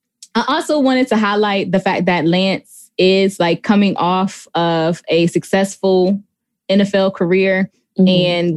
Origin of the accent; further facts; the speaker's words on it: Buffalo, New York, United States; my hometown, because all of the football scenes were filmed at the Buffalo Bills facilities.